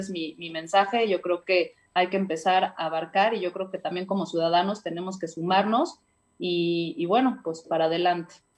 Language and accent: Spanish; Puebla, Mexico; como ciudadana y como muchos poblanos